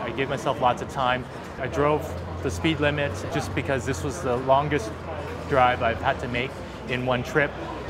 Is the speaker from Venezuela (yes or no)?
no; Calgary, Alberta, Canada; I'm a Tesla Roadster owner. I'm born and raised in Calgary, Alberta.